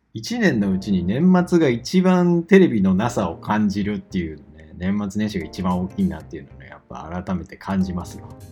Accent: Osaka, Japan; 地元の大阪の

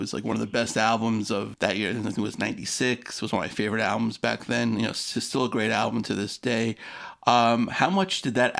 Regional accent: New York City, New York, United States; I'm originally from Queens.

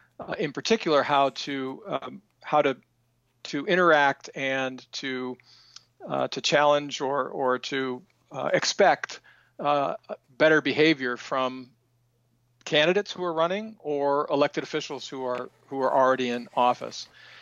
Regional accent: Aroostook County, Maine, United States; spent my life in Maine. I'm originally from Roostook County, and I spent all of my career working primarily on rural community and economic development issues.

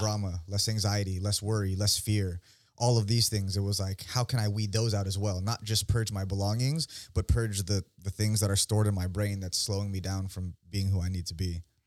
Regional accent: Union City, California, United States; moved away as an adult; now in San Diego, United States; I'm born and raised in the Bay Area, uh, specifically Union City, the Yoon.

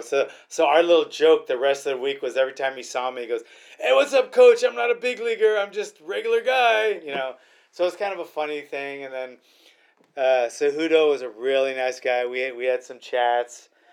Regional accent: Hawaii, United States; also born or lived in Queens, New York; now in Royal Grande, California, United States; I was raised in Hawaii.

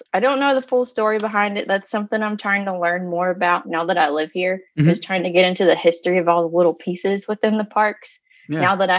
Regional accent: North Carolina, United States; see, I'm from North Carolina, so barbecue is a big thing for me.

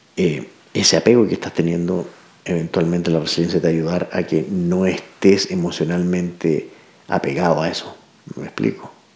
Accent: Santiago, Santiago Metropolitan Region, Chile; Soy de Santiago

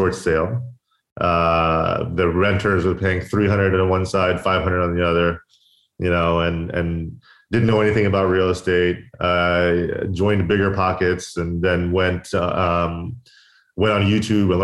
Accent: Kissimmee, Florida, United States; moved away as an adult; also born or lived in Orlando / Tampa; now in Manhattan Beach, United States; I was basically born and raised in Kissimmee

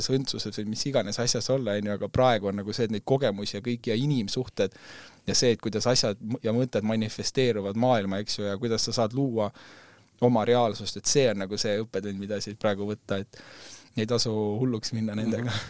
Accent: Estonia; nagu me mõtleme küll, et me oleme eestlased

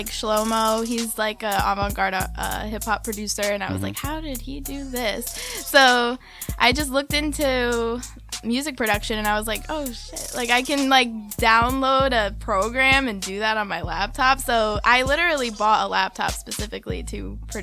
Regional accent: Smithfield, Rhode Island, United States; now in Providence, United States; I'm from Smithfield, but I live in Providence now

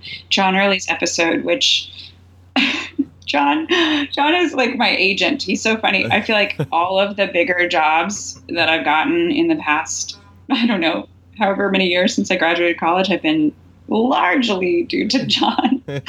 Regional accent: the South, United States; We're both from the South.

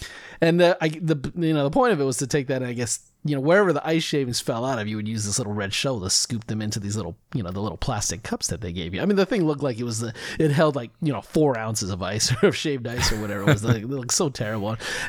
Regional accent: California, United States; at least in the area that I grew up with in California

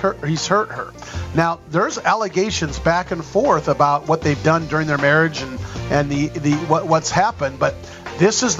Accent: New York, United States; I'm from New York.

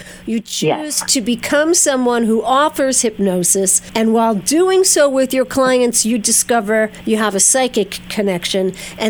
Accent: Verplanck, New York, United States; a live event in my hometown of Verplank.

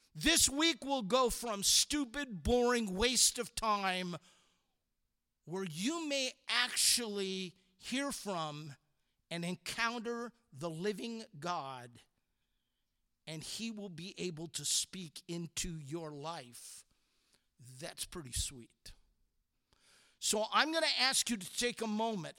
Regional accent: Walnut Creek, California, United States; also born or lived in San Francisco, California; I'm born in San Francisco, raised in Walnut Creek, California

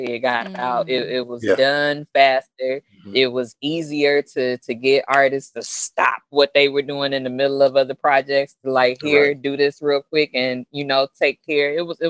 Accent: Detroit, Michigan, United States; I'm from Detroit.

